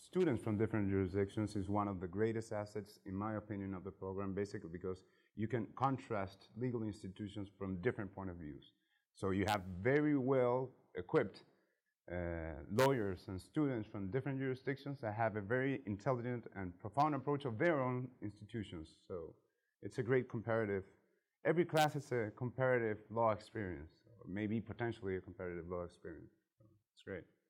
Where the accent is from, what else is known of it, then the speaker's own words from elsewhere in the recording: Chile; moved away; I'm a lawyer from Chile